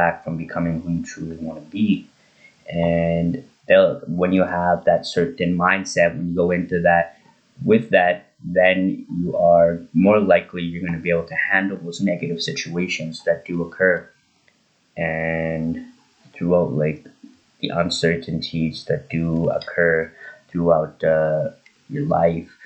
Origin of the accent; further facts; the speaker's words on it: Drayton Valley, Alberta, Canada; my local paper in Drayton Valley, my hometown